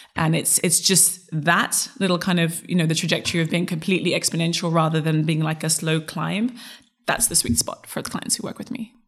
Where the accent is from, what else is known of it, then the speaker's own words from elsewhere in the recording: Zimbabwe; also born or lived in United States / Europe; now in England; my father is Dominican, my mother is Zulu, and then I grew up in Zimbabwe